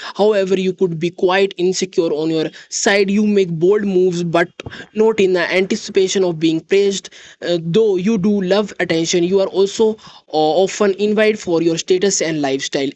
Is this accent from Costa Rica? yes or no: no; India; I am from India.